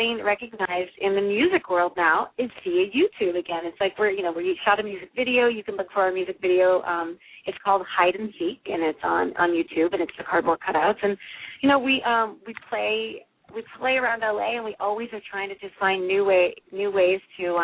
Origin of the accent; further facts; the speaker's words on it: St. Louis, Missouri, United States; I was born and raised in St. Louis